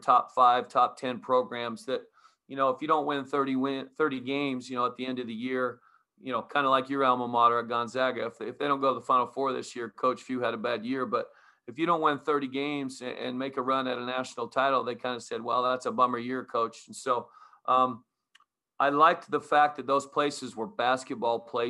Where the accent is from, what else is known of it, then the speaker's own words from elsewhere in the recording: Utah, United States; also born or lived in Arizona; now in Portland, United States; growing up in Utah